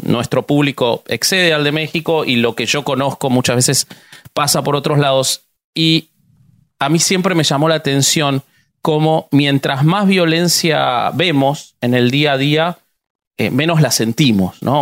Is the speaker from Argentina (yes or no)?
yes; Argentina; soy argentino